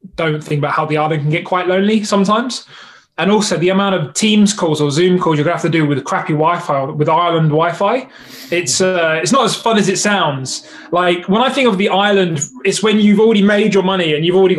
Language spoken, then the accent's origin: English; London, United Kingdom; I'm London through and through, like born and bred type thing.